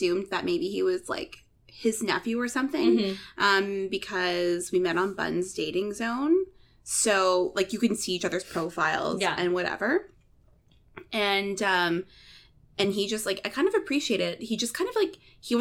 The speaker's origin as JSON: {"language": "English", "country": "Canada", "said": "I'm so Canadian."}